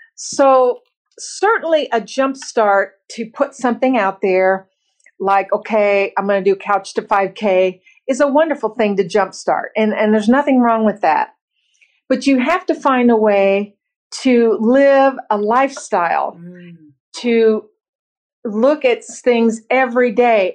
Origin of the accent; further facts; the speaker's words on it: Bloomington, Indiana, United States; I was born and raised in Bloomington, Indiana, the middle of five children very blue collar